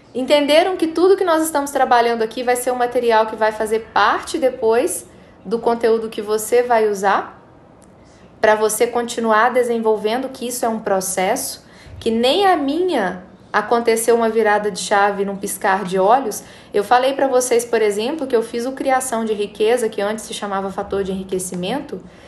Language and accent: Portuguese; Brazil; nós somos brasileiros, nós somos de um país onde não é ensinado para a gente nas escolas